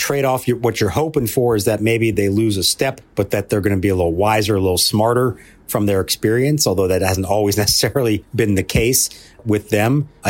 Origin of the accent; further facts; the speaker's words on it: Phoenix, Arizona, United States; also born or lived in Pittsburgh, Pennsylvania; I was born here in Pittsburgh. My family is all from here originally. Now, we moved to Phoenix when I was real young. I was only 2 years old